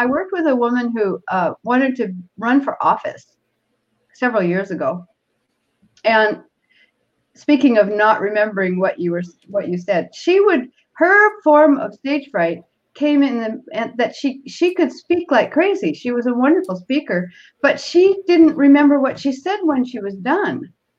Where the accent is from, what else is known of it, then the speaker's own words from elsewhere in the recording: Seattle, Washington, United States; born there; This is my Toastmaster speech. I was born in Seattle, and I probably was very nervous.